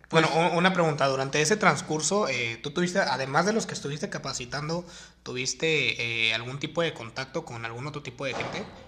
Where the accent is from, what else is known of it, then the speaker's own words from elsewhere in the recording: Mexico; uno como mexicano